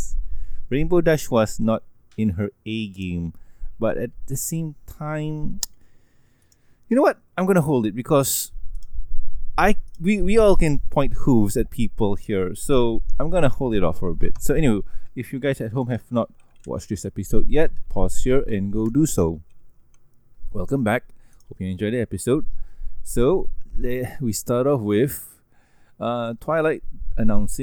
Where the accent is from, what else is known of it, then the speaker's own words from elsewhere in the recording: Malaysia; English is a second language; I'm Malaysian